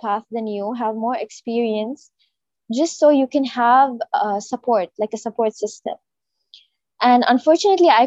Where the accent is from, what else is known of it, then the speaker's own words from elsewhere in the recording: Riyadh, Riyadh Province, Saudi Arabia; moved away as an adult; now in Jeddah, Saudi Arabia; I was born and raised in Riyadh, so almost all my life was spent in Saudi Arabia